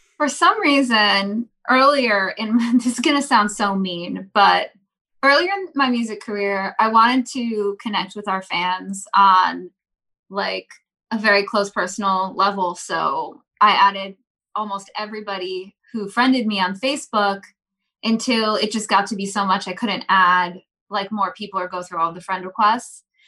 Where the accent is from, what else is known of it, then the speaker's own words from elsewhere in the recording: East Coast, United States; we're from the East Coast